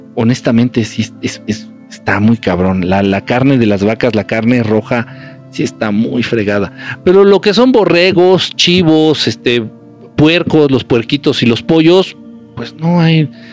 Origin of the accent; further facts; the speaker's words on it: Mexico; moved away; nací en México y que mucho tiempo he vivido en México